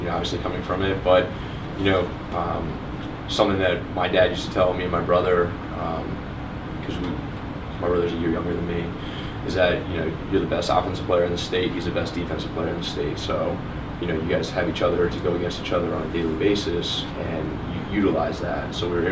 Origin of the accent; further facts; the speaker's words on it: Orlando, Florida, United States; I grew up in Orlando, Florida